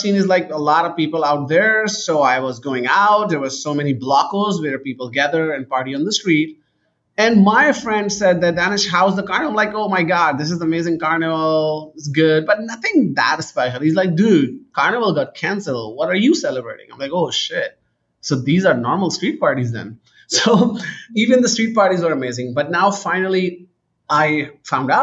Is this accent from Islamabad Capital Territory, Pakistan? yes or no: no; Karachi, Sindh, Pakistan; moved away as an adult; also born or lived in United Kingdom / Canada; Pakistan is a very interesting place. I grew up there